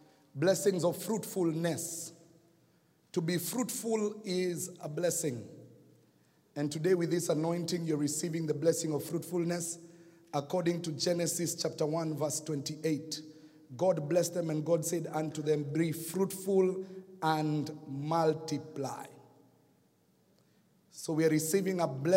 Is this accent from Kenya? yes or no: yes; Kenya; accent: Kenyan; now in United States; I got my Kenyan accent back